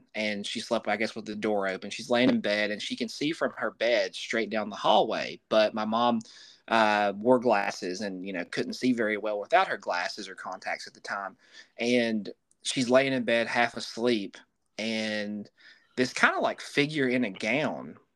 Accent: Southwest Virginia, United States; my family, we're from Southwest Virginia

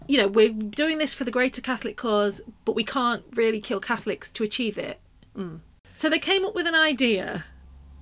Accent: Nottingham, East Midlands, United Kingdom; I'm from Nottingham, so Midlands to me

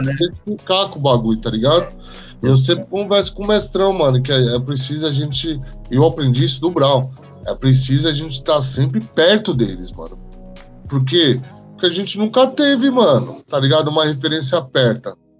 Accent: Brazil

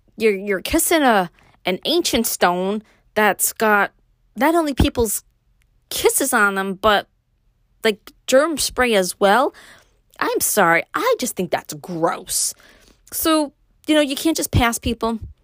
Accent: New York City, New York, United States; moved away; me growing up in Brooklyn, moving to upstate

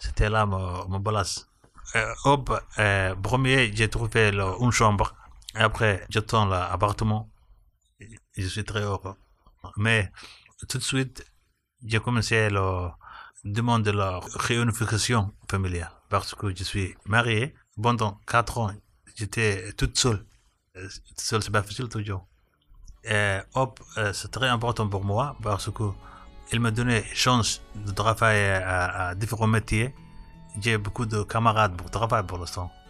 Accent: Somalia; French is a second language; moved away as an adult; now in France; j'ai 31 ans, je viens de Somalie, je suis arrivé en France depuis 3 ans

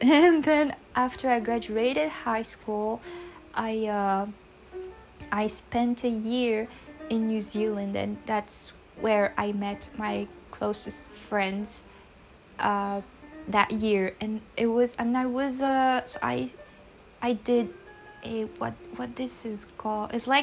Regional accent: Réunion; English is a second language; I am from Reunion Island, which is a French island, and I've been living here for like basically my whole life, but not technically

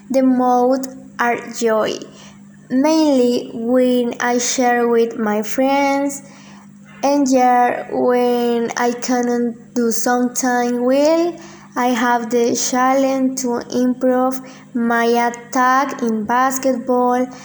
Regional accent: Colombia; English is a second language; I was born in Colombia September 29 of 2006

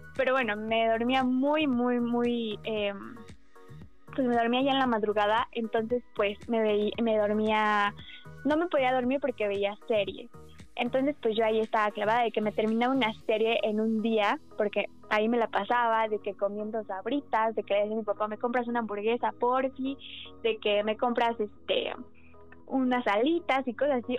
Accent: Mexico; Soy mexicana

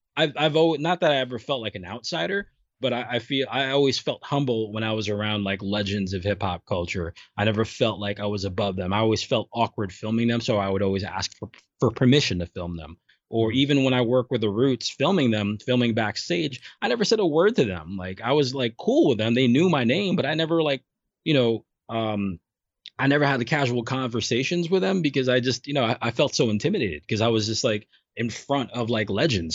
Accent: New York City, New York, United States; I grew up in Brooklyn

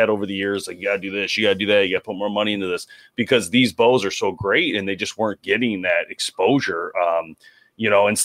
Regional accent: Michigan, United States; We're from Michigan, so we're in that region

